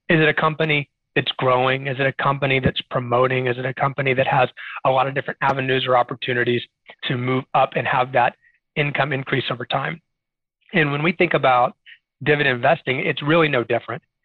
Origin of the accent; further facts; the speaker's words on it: Arlington, Texas, United States; also born or lived in Austin, Texas; now in San Antonio, United States; I have been a Texas native my whole life. So I grew up in the Dallas Fort Worth area in Arlington, Texas